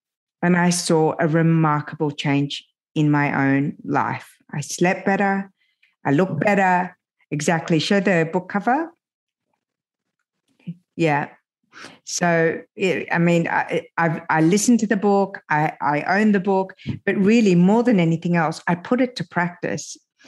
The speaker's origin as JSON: {"language": "English", "country": "France", "tie": "born there", "said": "because I was born in France and I always wanted to go back to France"}